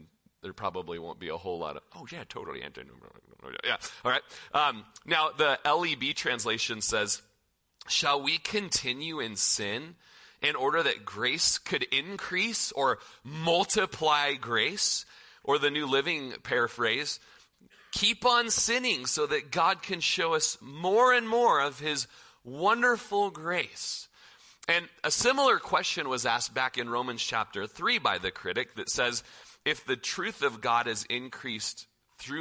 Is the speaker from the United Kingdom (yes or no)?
no; Klamath Falls, Oregon, United States; also born or lived in Corvallis, Oregon; now in Prineville, United States; we're from Klamath Falls